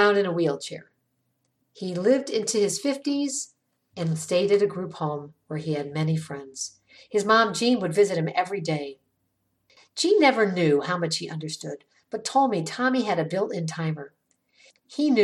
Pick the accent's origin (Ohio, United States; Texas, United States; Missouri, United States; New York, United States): Ohio, United States; Ravenna; The Johns family moved to my hometown, Ravenna, back in 1969 when I was in eighth grade